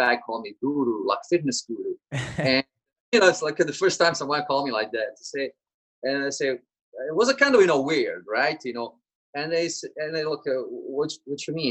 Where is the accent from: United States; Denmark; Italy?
Italy; born or raised there; English is a second language; moved away as an adult